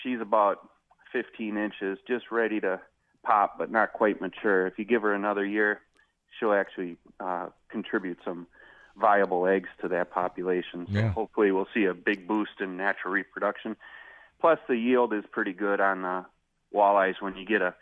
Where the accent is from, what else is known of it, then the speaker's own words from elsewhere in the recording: Fort Atkinson, Wisconsin, United States; I'm calling from Fort Atkinson. That's my hometown.